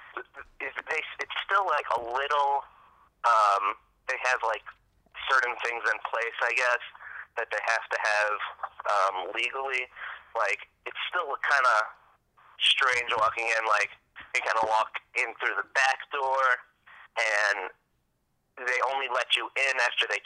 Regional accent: New York, United States; I'm from New York.

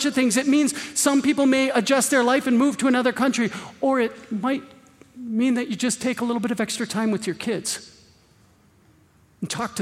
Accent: Green Bay, Wisconsin, United States; I was born and raised in Green Bay. I can hear Lambeau Field from my backyard

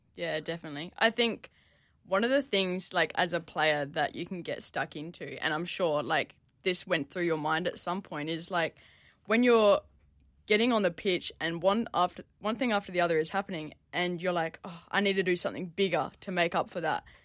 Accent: Perth, Western Australia, Australia; now in Melbourne, Australia; I grew up in Perth

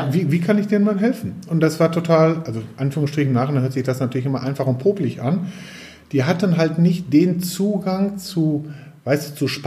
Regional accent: North Rhine-Westphalia, Germany; mein Schätzchen, wie man so als Westfale bei uns so sagt.

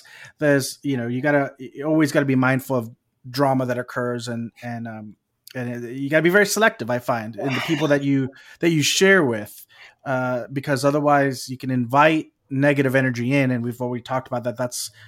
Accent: Texas, United States; Maybe it's because I'm from Texas

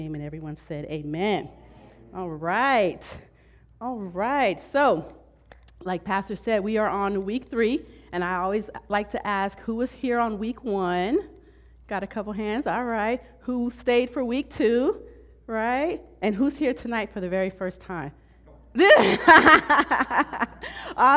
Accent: Southern California, United States; I've been born and raised in Southern California my whole life

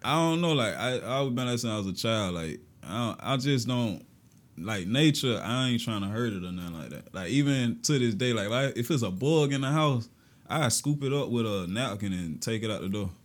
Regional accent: Augusta, Georgia, United States; I was born in Southside. That's where I'm originally from, my family from. But my mom moved us to Georgetown. That's where I've been at since, like, six years old

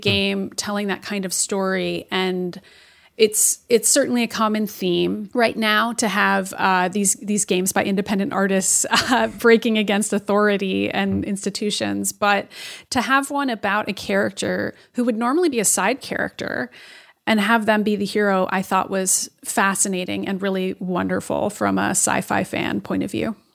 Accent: Boston, Massachusetts, United States; as a Bostonian

